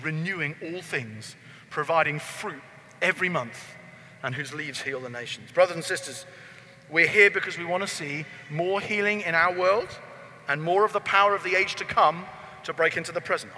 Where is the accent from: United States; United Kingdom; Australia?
United Kingdom; because I'm from Britain